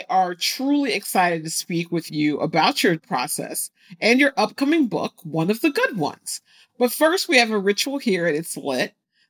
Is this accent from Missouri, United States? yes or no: yes; St. Louis, Missouri, United States; I'm from St. Louis, Missouri. St. Louis is French.